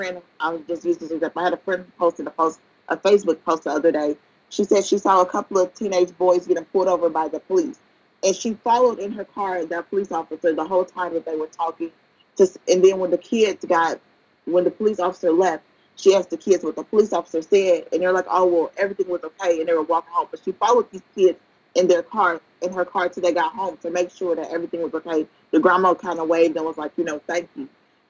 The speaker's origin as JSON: {"language": "English", "town": "Gary", "region": "Indiana", "country": "United States", "tie": "born or raised there", "said": "Gary, which is my hometown"}